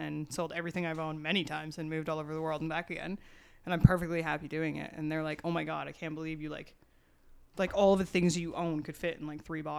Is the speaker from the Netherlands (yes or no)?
no; Ontario, Canada; Yeah, my hometown outside of Toronto. It's like 45 minutes outside of Toronto. There's like 5,000 people there.